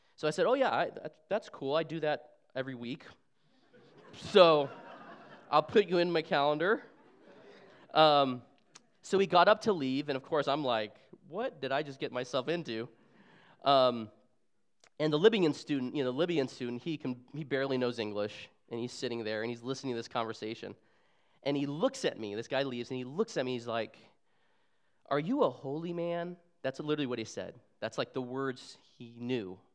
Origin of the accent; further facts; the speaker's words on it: Arizona, United States; moved away as an adult; also born or lived in Seattle, Washington; I'm originally from Arizona, where I was born and raised